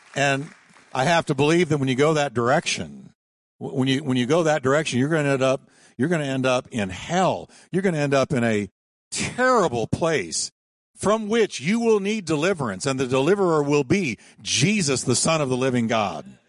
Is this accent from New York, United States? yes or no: yes; New York, United States; I was born in New York. Don't hold it against me. But I was raised in New York